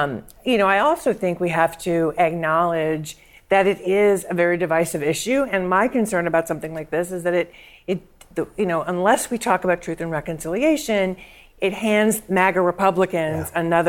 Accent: Bay Area, California, United States; I grew up in the Bay Area

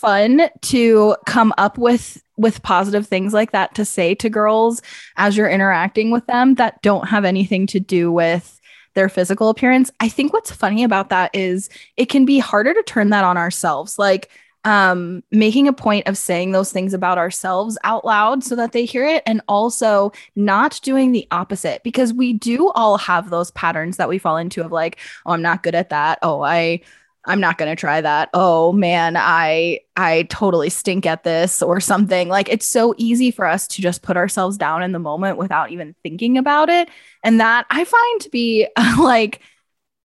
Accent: Pennsylvania, United States; now in Phoenix, United States; I grew up in Pennsylvania

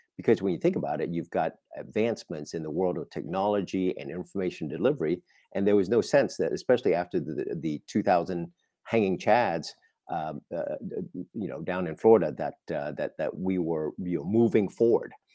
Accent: Vietnam; also born or lived in Australia; now in United States; was born and raised in Vietnam, having lived in Australia

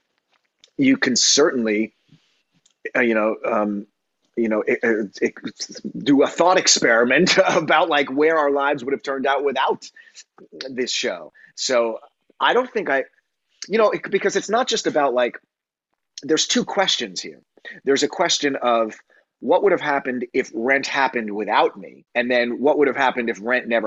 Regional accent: New York City, New York, United States; also born or lived in Long Island; I was living in New York City where I grew up and here on Long Island, I grew up too.

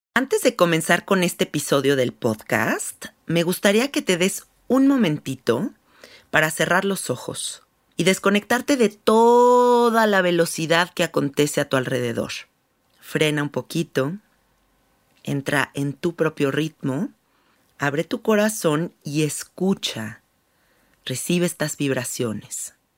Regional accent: Mexico City, Mexico; yo soy de la Ciudad de México

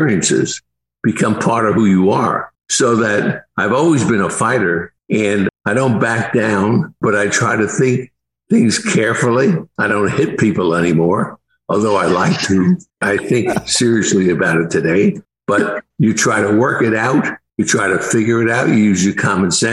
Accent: Newark, New Jersey, United States; I grew up in Newark, New Jersey

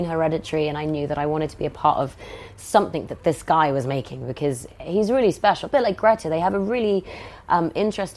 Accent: Oxford, South East England, United Kingdom; I grew up in Oxford, and I'm one of four

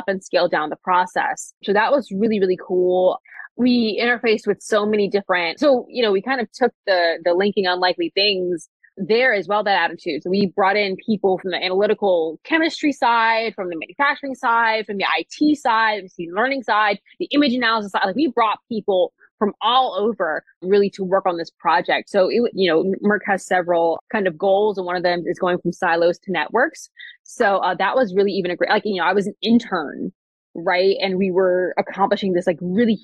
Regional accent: East Coast, United States; now in Seattle, United States; I'm from the East Coast

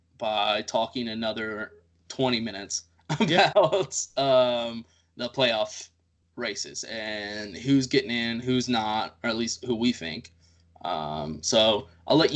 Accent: Texas, United States; as a Texan

